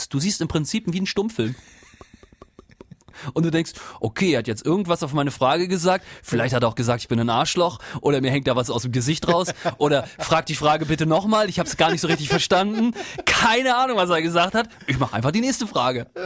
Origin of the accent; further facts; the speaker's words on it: East Germany, Germany; ich komme ja aus dem Osten.